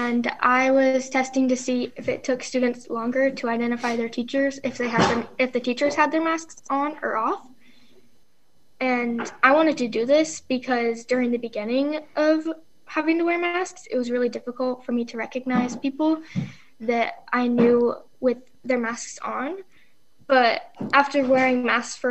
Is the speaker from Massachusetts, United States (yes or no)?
no; Willits, California, United States; I go to the Willits Charter School, and I'm from Willits, California